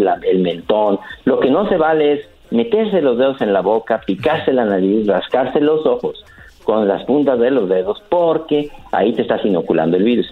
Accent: León, Guanajuato, Mexico; Yo soy del mero León, Guanajuato, donde la vida no vale nada

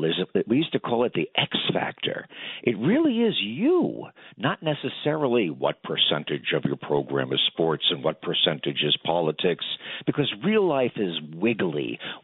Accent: New York, United States; I grew up in New York

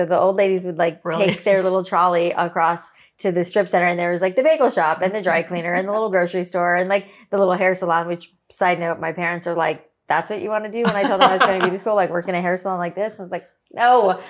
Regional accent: Boca Raton, Florida, United States; Boca is where I grew up.

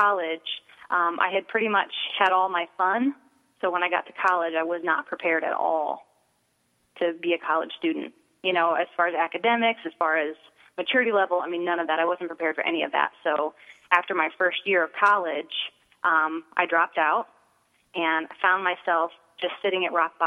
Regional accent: Akron, Ohio, United States; I grew up in Akron, Ohio, and I come from a wonderful family

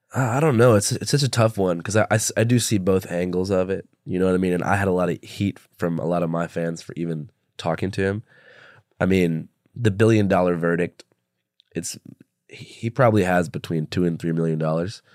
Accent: Seattle, Washington, United States; when I was, like, thirteen in Seattle

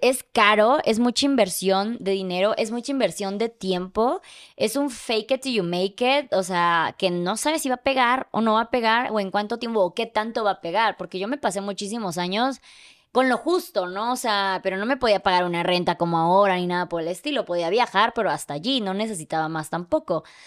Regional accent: Mexico; yo soy de México

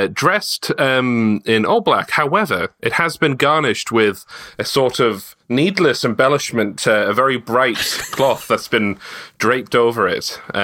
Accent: England, United Kingdom; I'm English.

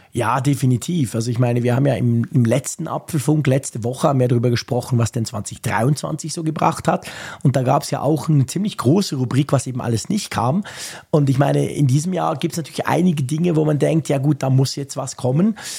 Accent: Bern, Switzerland; bei uns in Bern ist es so ein Quartier, das marzili quartier nennt sich

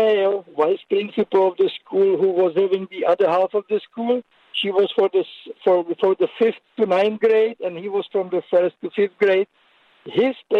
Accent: Germany; moved away as an adult; now in New York City, United States; I came from Germany 30 years ago, consider myself New Yorker, but I was 25 years in my youth living in a totalitarian regime

